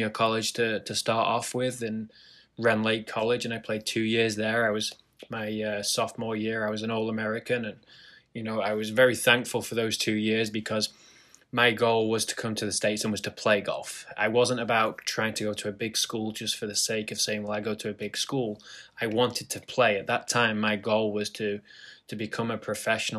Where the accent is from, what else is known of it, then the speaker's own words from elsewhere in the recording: Lytham St Annes, North West England, United Kingdom; moved away; I grew up in a town called Lytham St. Anne's